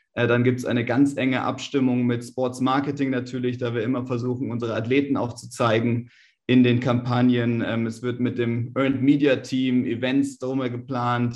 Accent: Germany; wir als Deutsche

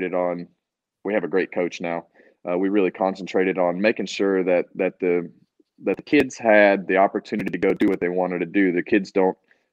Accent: Bakersfield, California, United States; moved away; my hometown in Bakersfield

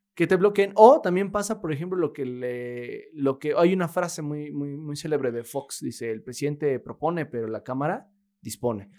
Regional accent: Mexico; vivimos los mexicanos

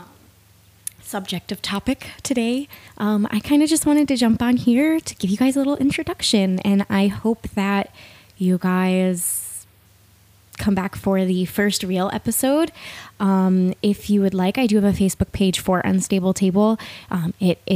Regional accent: East Coast, United States; moved away as an adult; now in Washington, United States; I live in the state of Washington. I'm originally from the East Coast

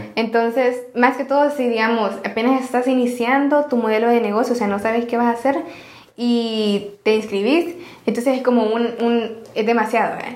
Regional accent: El Salvador; somos salvadoreños

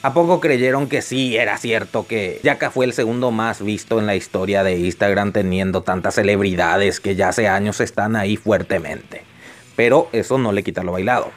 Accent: Paraguay; Acá en mi país, Paraguay

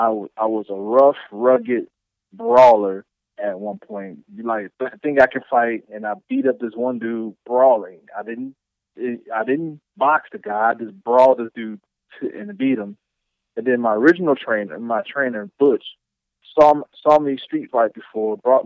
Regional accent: Chicago, Illinois, United States; also born or lived in Eufaula / New Orleans; born and raised in Chicago, raised in Eufaula, raised in New Orleans, raised in pretty much everywhere.

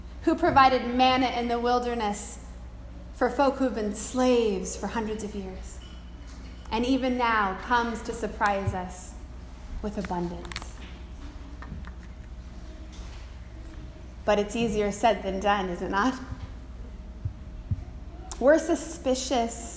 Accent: Pacific Northwest, United States; Growing up in the Pacific Northwest, I remember as a child seeing the shock of the beautiful yellow flowers in the center of the skunk cabbage on the property lining the Chehalis River where we grew up

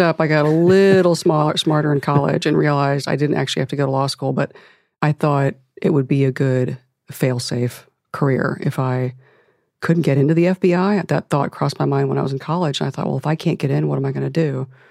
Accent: Akron, Ohio, United States; I'm from Akron, Ohio

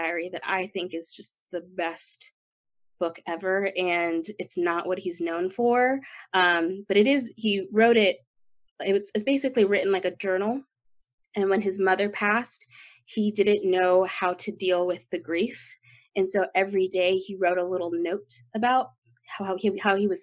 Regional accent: Las Vegas, Nevada, United States; moved away; also born or lived in Texas; I grew up in Las Vegas

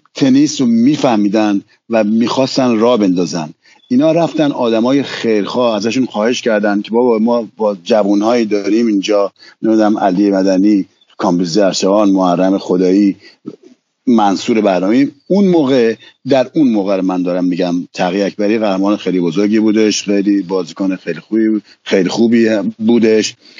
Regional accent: Iran; moved away as an adult; now in France; خودم از ایران اومدم بیرون و اومدن به فرانسه

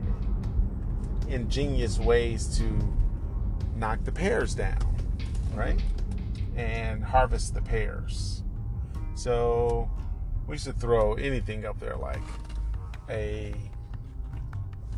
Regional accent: Detroit, Michigan, United States; So we grew up in Detroit

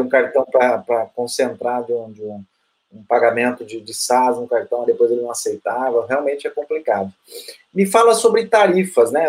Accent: Brazil; como brasileiro

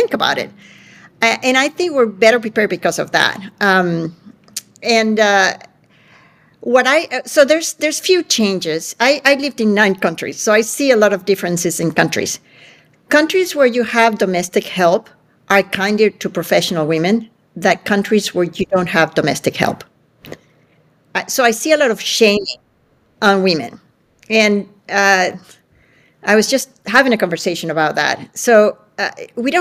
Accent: Venezuela; moved away; I grew up in Venezuela where women could do everything.

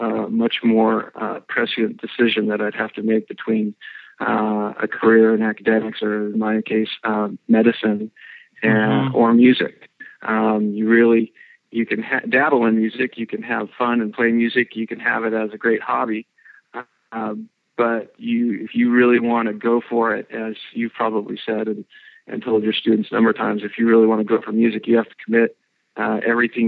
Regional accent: Long Beach, California, United States; I grew up in Long Beach, California

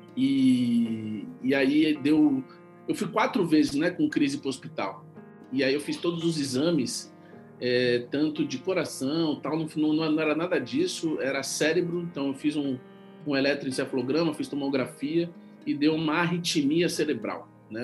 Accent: São Paulo, Brazil; eu sou paulista

